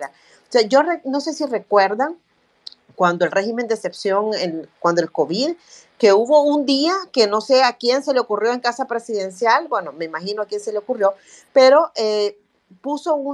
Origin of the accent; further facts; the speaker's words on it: El Salvador; son cosas que nosotros debiéramos conocer como salvadoreños, como, como ciudadanos y ciudadanas de este país